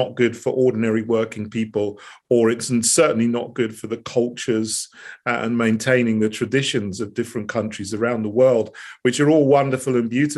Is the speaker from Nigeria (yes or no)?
no; Sussex, South East England, United Kingdom; also born or lived in St Andrews, Scotland / Botswana / Bosnia and Herzegovina / United States; I was brought up with my mum in Sussex. And, you know, so I grew up here. I grew up in England